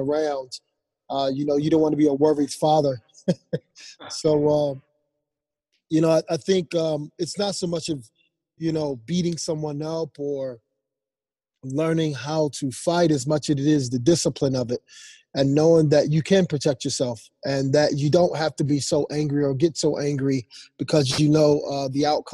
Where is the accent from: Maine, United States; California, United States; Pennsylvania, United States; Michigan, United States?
Pennsylvania, United States; Philadelphia; moved away as an adult; also born or lived in Rhode Island; growing up in Philadelphia, you know, boxing first and then playing football